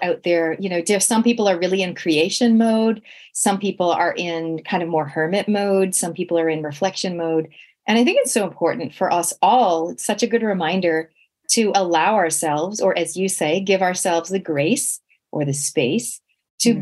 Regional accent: Canada; moved away; growing up in Canada, we literally had no relatives. Like me and my sisters, we were born in Canada.

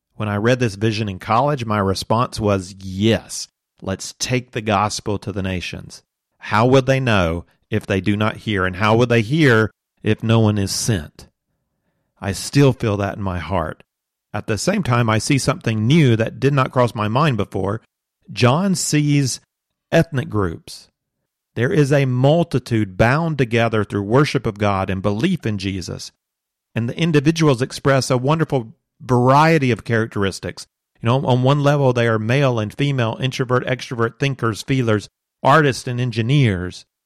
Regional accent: United States; as an American working cross culturally

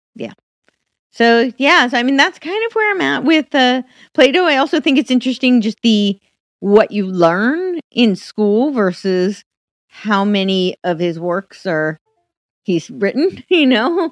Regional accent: United States; moved away as an adult; also born or lived in Manhattan / Los Angeles; I grew up right outside New York City

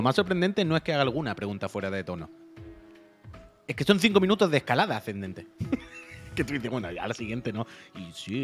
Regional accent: Spain; Yo soy español

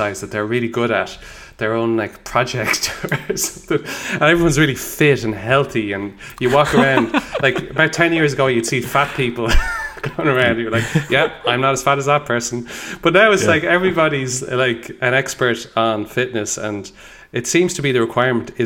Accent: Dublin, Leinster, Ireland; I grew up, I was born in Dublin in 1985

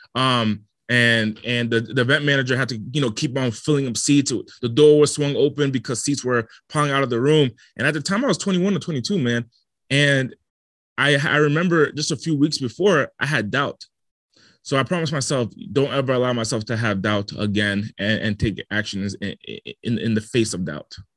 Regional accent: Rhode Island, United States; moved away as an adult; also born or lived in Los Angeles; I come from the smallest state in the country and Rhode Island, and I was raised in the smallest city

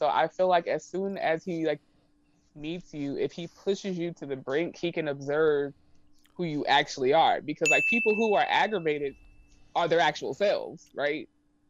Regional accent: San Antonio, Texas, United States; born or raised there; moved away

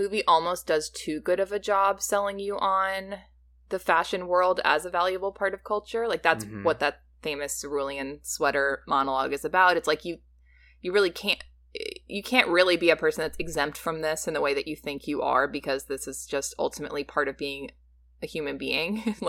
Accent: Midwest, United States; I don't know. I'm from the Midwest.

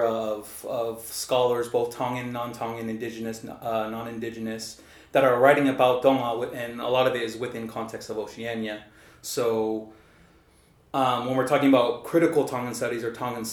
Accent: Salt Lake City, Utah, United States; moved away as an adult; also born or lived in South Jordan, Utah; now in Auckland, New Zealand; born and raised in Salt Lake City, Utah.

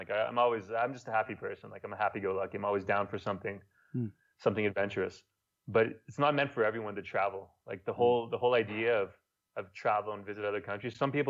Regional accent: Montreal, Quebec, Canada; first language French; English is a second language; moved away as an adult; also born or lived in South Korea / Thailand; now in Ecuador; speaking with my shitty Spanish accent, like coming from French, you know, from French Montreal.

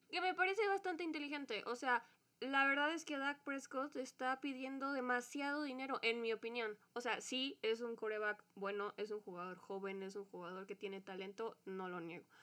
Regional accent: Mexico; como mexicanos

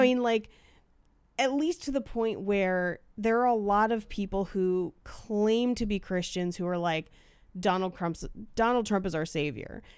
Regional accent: California, United States; I grew up in California

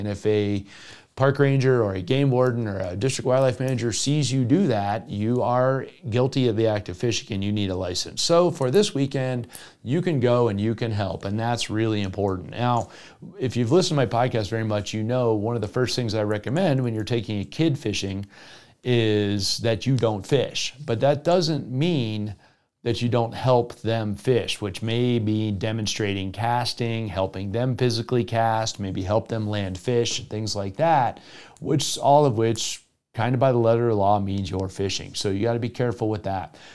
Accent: Florida, United States; now in Colorado, United States; my home state of Florida

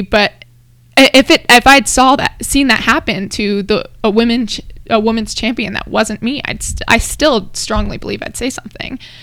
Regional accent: Hawaii, United States; now in Colorado, United States; I'm from Hawaii

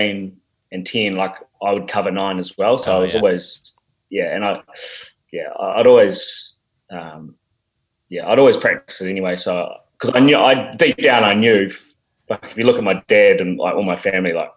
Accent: Napier, Hawke's Bay, New Zealand; moved away as an adult; I grew up, born and bred in the Hawke's Bay in Napier.

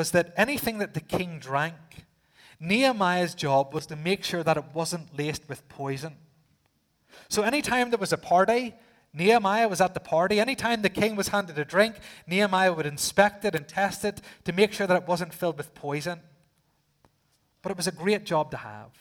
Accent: Northern Ireland, United Kingdom; being from the island, I said, yes, I am.

